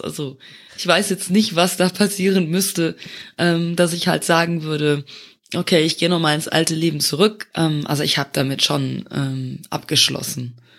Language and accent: German; Luxembourg; moved away as an adult; also born or lived in Eifel, Germany; now in Germany; ich komme ursprünglich aus Luxemburg, äh, dem kleinen Nachbarländchen, und äh, lebe seit nunmehr dreieinhalb Jahren in Deutschland